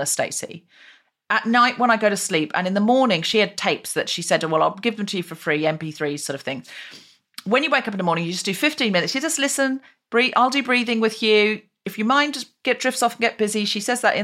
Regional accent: Australia; now in London, United Kingdom; I was raised in Australia, I have dual nationality.

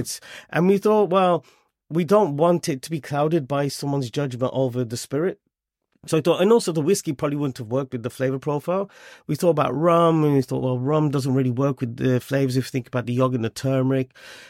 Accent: United Kingdom; we could talk about our journey as British Punjabi.

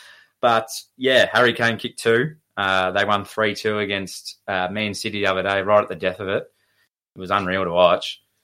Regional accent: Shepparton, Victoria, Australia; we're from Shepparton.

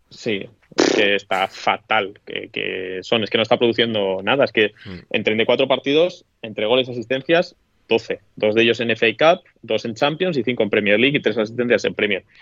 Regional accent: Toledo, Castilla-La Mancha, Spain; yo no soy manchego, que Toledo no es la mancha

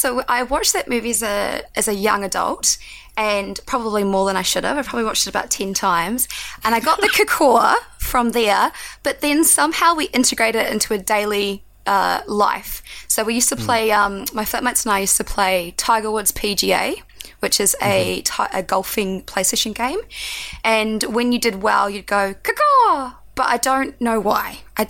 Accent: New Zealand; accent: Kiwi; which this sounds like a very strong Kiwi accent to me, at least.

